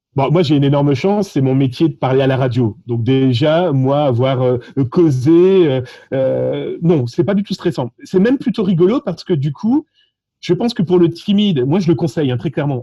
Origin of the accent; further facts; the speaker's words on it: France; accent: French (France); mon accent français